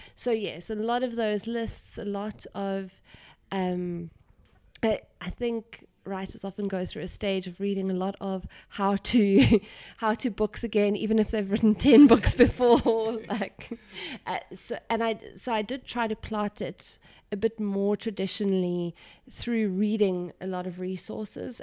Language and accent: English; South Africa; being South African